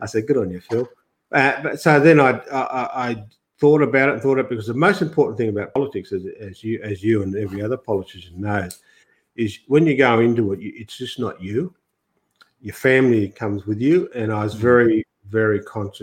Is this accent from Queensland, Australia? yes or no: no; Grafton, New South Wales, Australia; moved away; coming from the country too, I was born in Grafton, and half my life has been in the bush.